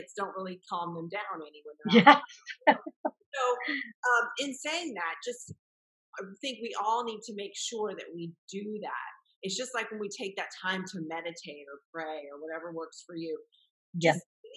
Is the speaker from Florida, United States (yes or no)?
yes; Florida, United States; I'm born and raised in Florida